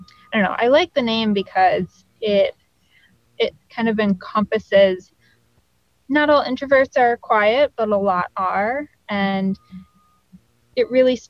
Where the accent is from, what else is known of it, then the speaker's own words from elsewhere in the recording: Farmington Hills, Michigan, United States; moved away as an adult; now in Los Angeles, United States; Farmington Hills, right outside Detroit